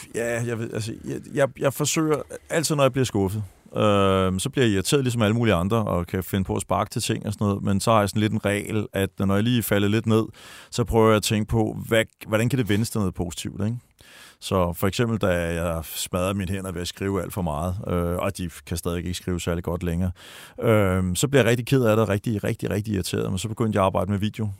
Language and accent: Danish; Denmark